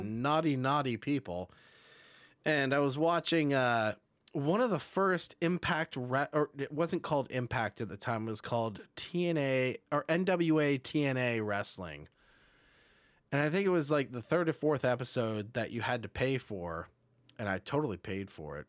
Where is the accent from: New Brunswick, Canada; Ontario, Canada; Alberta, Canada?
Ontario, Canada; Burlington; my hometown in Burlington, Ontario